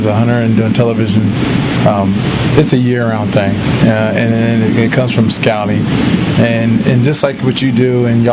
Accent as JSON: {"language": "English", "region": "Ohio", "country": "United States", "said": "I'm from Ohio"}